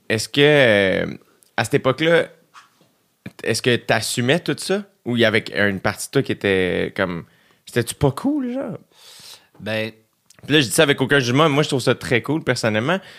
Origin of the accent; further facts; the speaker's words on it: Boucherville, Quebec, Canada; je viens de la rive sud. J'ai grandi à Boucherville.